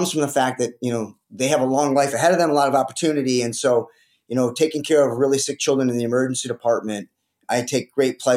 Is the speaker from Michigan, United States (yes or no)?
yes; Detroit, Michigan, United States; also born or lived in Alaska; I ended up coming back to Detroit, where I grew up in the Detroit area